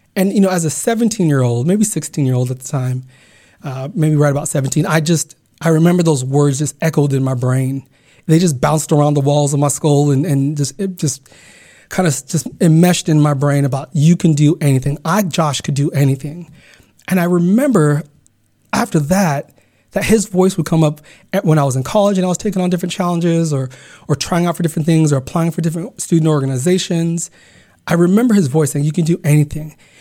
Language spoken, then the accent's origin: English; Garden Grove, California, United States; also born or lived in Uganda / Carson, California; growing up in Garden Grove, California